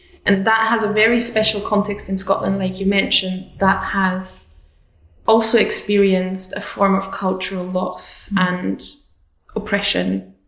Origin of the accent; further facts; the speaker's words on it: Austria; Certainly not where I'm from. I'm from Austria. I wish we had a concept like this at home.